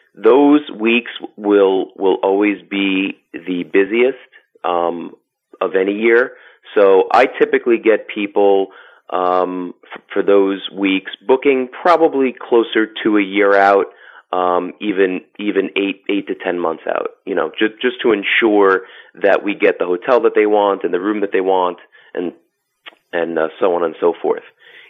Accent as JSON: {"language": "English", "area": "Long Island", "region": "New York", "country": "United States", "tie": "born or raised there", "moved": "as an adult", "said": "I grew up on Long Island and, you know, pretty much lived there for the first 40 years of my life."}